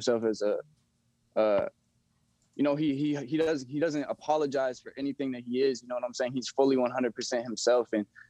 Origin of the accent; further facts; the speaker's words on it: Texas, United States; also born or lived in Louisiana; That's actually my real name. I grew up in Texas and Louisiana. I moved around a lot as a little kid.